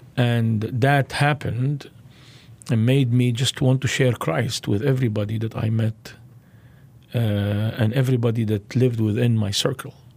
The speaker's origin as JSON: {"language": "English", "town": "Beirut", "region": "Beirut Governorate", "country": "Lebanon", "tie": "born or raised there", "said": "I was born in Beirut, Lebanon, into a Muslim family"}